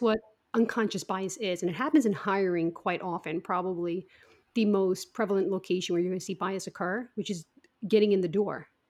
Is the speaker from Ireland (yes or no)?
yes; Ireland; now in United States; I grew up in Ireland